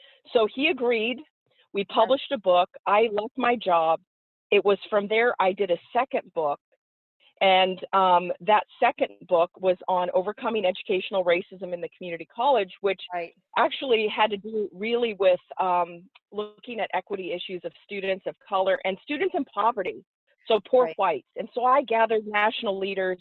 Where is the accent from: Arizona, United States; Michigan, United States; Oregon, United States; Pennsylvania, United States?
Oregon, United States; moved away as an adult; also born or lived in Florida; I'm from Oregon, yeah. originally. This young girl from Oregon